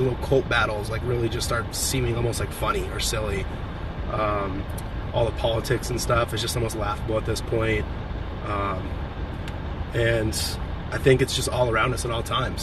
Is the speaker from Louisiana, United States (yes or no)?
no; Champaign, Illinois, United States; moved away; also born or lived in California; Champaign, Illinois, which is my hometown where my dad is